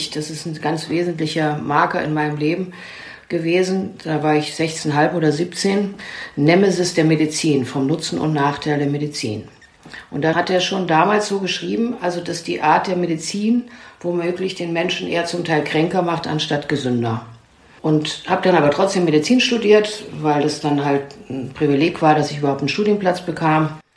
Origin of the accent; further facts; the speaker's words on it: Germany; born there; Also ich bin in einem Kontext geboren in der DDR.